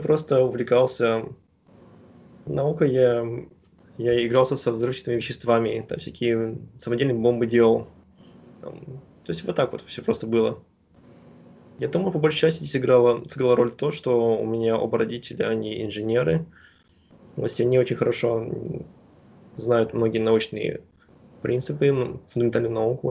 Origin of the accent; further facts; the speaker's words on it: Astana, Kazakhstan; moved away as an adult; also born or lived in Shakhtinsk, Karaganda Region, Kazakhstan; now in United States; я родился в Карганинской области, в городе Шахтинск, потом когда мне было 7 лет, мы переехали в Астану, и я практически большую часть жизни прожил там.